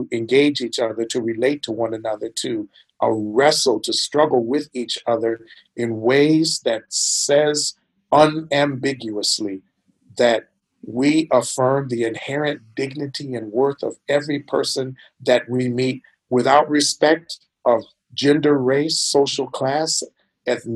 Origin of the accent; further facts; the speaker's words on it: Minnesota, United States; now in Louisville, United States; I am from Minnesota